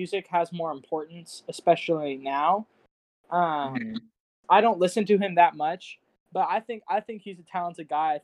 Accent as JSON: {"language": "English", "town": "McAllen", "region": "Texas", "country": "United States", "tie": "born or raised there", "said": "I was born in McAllen, Texas"}